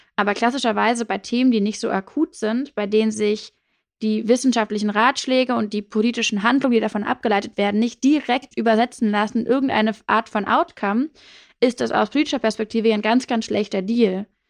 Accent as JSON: {"language": "German", "region": "Hamburg", "country": "Germany", "tie": "born or raised there", "also_born_or_lived": "South of England", "said": "ich bin aufgewachsen in Hamburg, ähm, so eher am Stadtrand"}